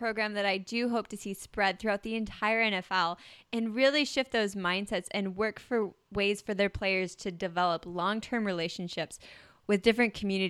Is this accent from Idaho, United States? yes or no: yes; Idaho, United States; We grew up in Idaho, by the way.